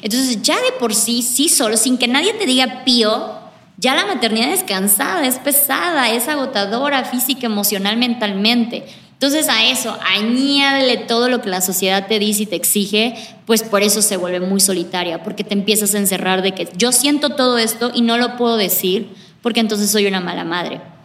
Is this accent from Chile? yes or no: no; Mexico; moved away as an adult; Tendría como unos 24 años cuando ya salí por fin de México.